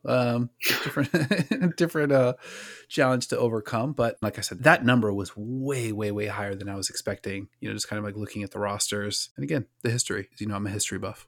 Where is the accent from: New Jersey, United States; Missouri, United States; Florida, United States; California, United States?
Florida, United States; Orlando; My hometown Orlando